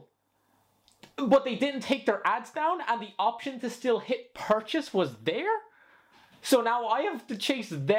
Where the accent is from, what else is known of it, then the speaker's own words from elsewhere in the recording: Spain; moved away; I grew up in Spain